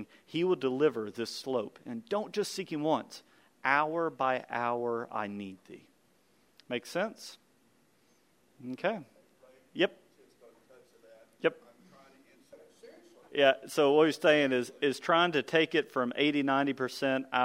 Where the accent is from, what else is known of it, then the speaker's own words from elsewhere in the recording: United States; as American men